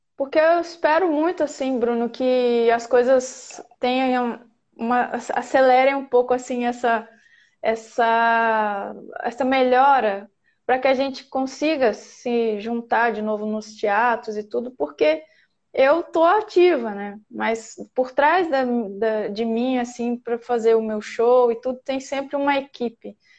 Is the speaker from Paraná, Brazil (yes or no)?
no; Minas Gerais, Brazil; moved away as an adult; Eu saí de Minas, eu tinha 26 anos